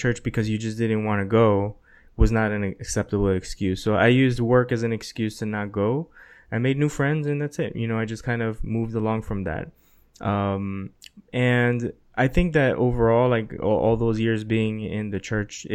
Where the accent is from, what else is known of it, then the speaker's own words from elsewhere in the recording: South Florida, United States; also born or lived in New York; we moved from New York to Florida